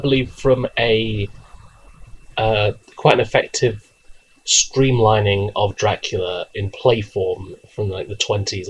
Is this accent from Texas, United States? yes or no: no; Delaware, United States; Yeah, I'm from Delaware.